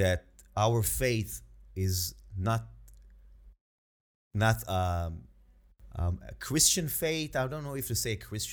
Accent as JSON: {"language": "English", "country": "Israel", "also_born_or_lived": "New York", "moved": "as an adult", "said": "as a Jewish Israeli"}